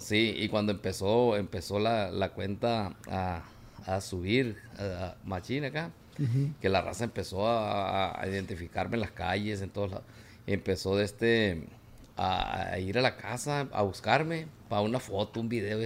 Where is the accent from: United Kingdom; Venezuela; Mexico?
Mexico; Villa Benito Juárez, Sinaloa; moved away; also born or lived in Guamúchil, Sinaloa; Pero soy de Tamazula II. de Villa Benito Juárez. De ahí soy yo, de Villa Benito Juárez